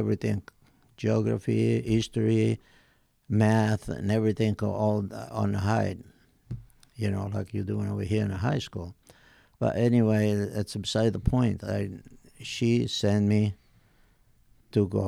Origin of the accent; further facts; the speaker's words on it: Locri, Calabria, Italy; English is a second language; moved away as an adult; now in South Bend, United States; I was born in Locri, Italy